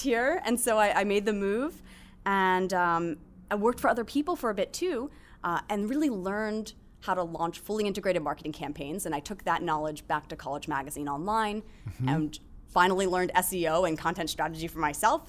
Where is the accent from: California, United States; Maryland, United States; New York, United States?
Maryland, United States; Baltimore; I'm from Baltimore